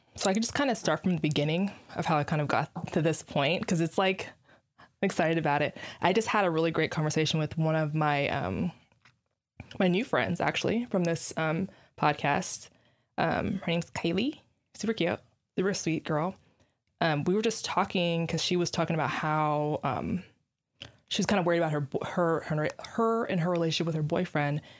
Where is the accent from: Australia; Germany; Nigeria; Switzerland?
Nigeria; I'm black, I'm Nigerian